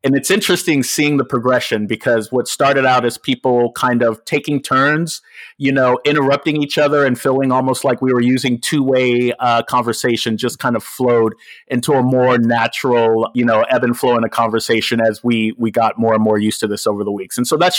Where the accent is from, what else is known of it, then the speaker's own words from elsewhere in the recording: Los Angeles, California, United States; moved away as an adult; now in Bay Area, United States; I'm originally from Los Angeles, and for those of you that don't know, me and George actually know each other from LA from many, many years ago. And moved up to the Bay Area about 10 years ago.